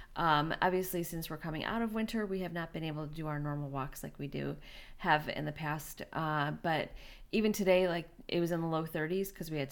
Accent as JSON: {"language": "English", "town": "Chicago", "region": "Illinois", "country": "United States", "said": "we're both from Chicago."}